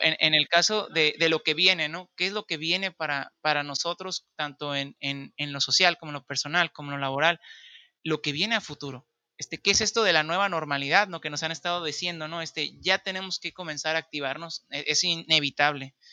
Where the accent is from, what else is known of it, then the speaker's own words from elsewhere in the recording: Baja California Sur, Mexico; soy de Baja California